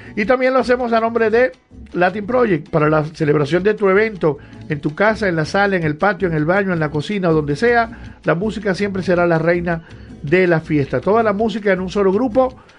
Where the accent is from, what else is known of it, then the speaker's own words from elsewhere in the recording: Cabimas, Zulia, Venezuela; also born or lived in Maracaibo; nacimos en Maracaibo, pero nos criamos en Cabimas.